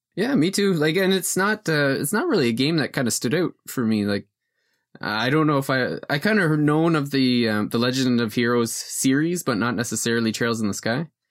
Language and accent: English; Wales, United Kingdom; I'm, I'm from, uh, Wales